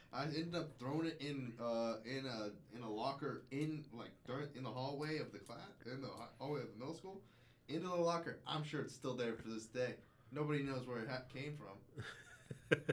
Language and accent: English; Austin, Texas, United States; I'm living in Austin. I grew up in Austin.